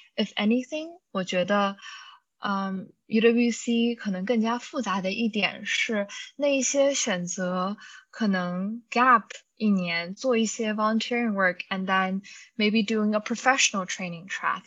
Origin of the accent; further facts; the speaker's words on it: China; moved away; also born or lived in United States; 我不知道这是不是因为我们是中国人，然后可能在中国生活了一段时间之后，再去的美国